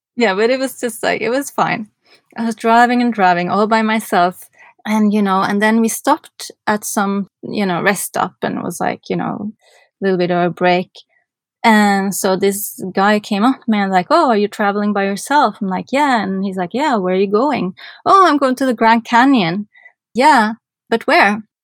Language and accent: English; Norway; moved away as an adult; also born or lived in New York, United States; I'm from Norway